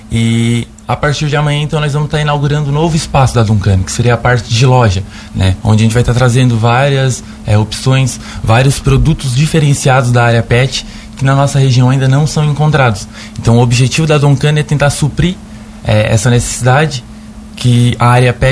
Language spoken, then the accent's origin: Portuguese; Braço do Norte, Santa Catarina, Brazil; Eu sou natural de Braço do Norte. Braço do Norte também é uma cidade grande, como se diz, é, tem bastante demanda na área pet